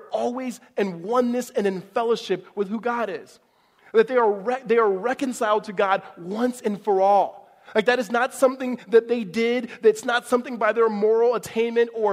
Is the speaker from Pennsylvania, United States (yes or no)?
no; Mississippi, United States; I was born in 1982 in Mississippi.